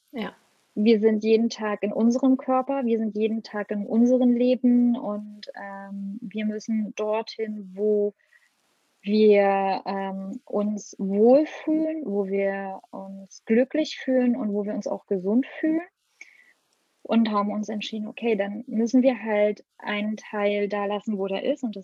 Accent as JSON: {"language": "German", "region": "Brandenburg", "country": "Germany", "tie": "born or raised there", "said": "Die leben in Brandenburg in der Nähe von Berlin. Die haben dort ein Haus und einen Garten, wo ich aufgewachsen bin."}